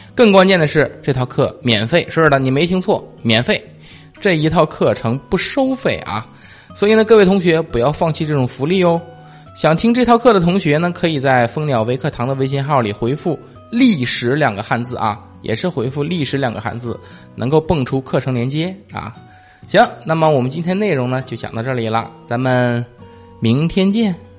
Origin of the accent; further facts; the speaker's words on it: China; 看是我们中国人先发现的啊